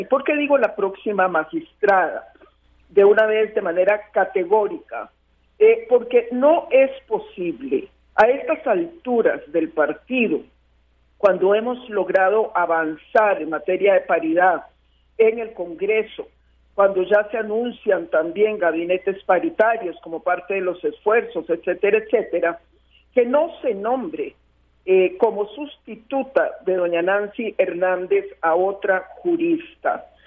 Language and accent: Spanish; Costa Rica; yo, como muchos costarricenses